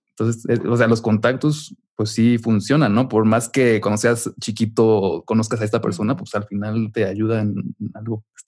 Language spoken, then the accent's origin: Spanish; Mexico; moved away as an adult; also born or lived in Chicago; soy de México